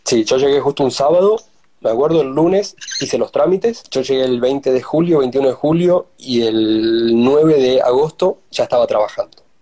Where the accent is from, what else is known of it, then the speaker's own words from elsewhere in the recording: Tucumán, Argentina; moved away as an adult; also born or lived in Sweden; now in Denmark; soy de Tucumán